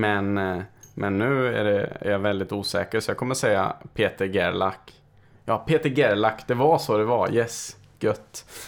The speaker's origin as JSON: {"language": "Swedish", "town": "Karlstad", "region": "Värmland", "country": "Sweden", "tie": "born or raised there", "moved": "yes", "lives_now": "Stockholm, Sweden", "said": "bägge våras hemkommun."}